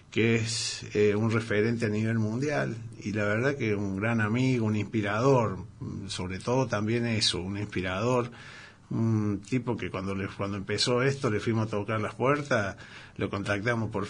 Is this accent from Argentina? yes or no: yes; San Juan, Argentina; Y allá me dicen que soy, cuando voy a mis pagos, soy sanjuanino.